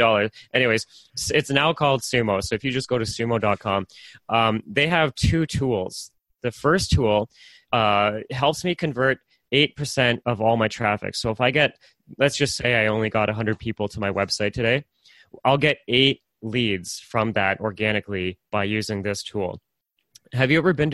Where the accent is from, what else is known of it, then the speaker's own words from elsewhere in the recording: Oshawa, Ontario, Canada; I'm from Oshawa